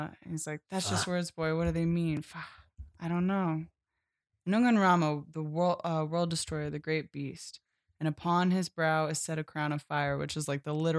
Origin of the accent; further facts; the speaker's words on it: Philadelphia, Pennsylvania, United States; we're from Philadelphia